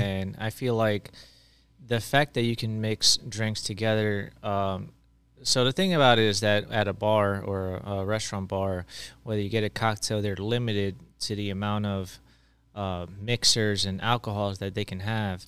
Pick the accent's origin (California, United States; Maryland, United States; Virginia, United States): Maryland, United States; I'm actually from Maryland